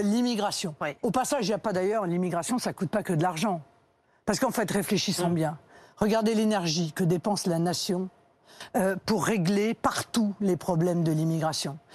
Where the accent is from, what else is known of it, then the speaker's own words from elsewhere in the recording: Brittany, France; Je suis bretonne